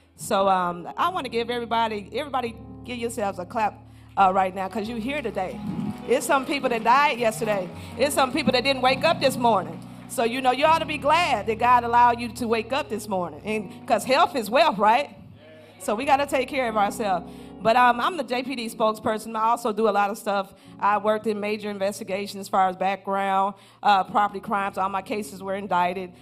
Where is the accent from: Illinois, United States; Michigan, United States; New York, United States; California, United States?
Michigan, United States; Flint; moved away as an adult; also born or lived in Jackson State University, Mississippi; I'm originally from Flint, Michigan, graduate of Jackson State